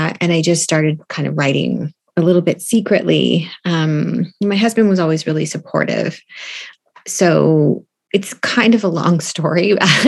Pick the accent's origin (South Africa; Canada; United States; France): Canada; Stouffville, Ontario; now in Toronto, Canada; I live in Toronto and I'm originally from Stouffville.